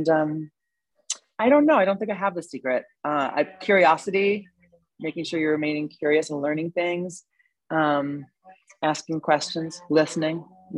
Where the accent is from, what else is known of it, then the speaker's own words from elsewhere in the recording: New York, United States; being a New Yorker and being single and going out all the time and going out to parties and drinking and eating, it took me a while to sort of figure out where physicality lived in my life as I grew up.